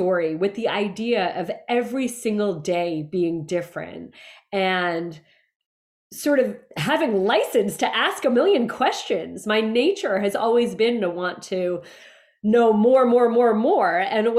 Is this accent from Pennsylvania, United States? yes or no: no; central New Jersey, United States; moved away as an adult; also born or lived in New York City / San Antonio, Texas; I was born in New York City. I grew up in central New Jersey.